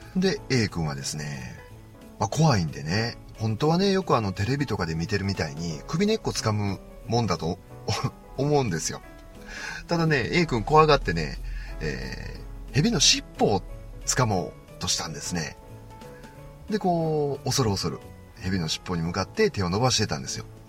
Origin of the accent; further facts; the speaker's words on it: Osaka, Japan; 僕関西なんでね。僕は大阪な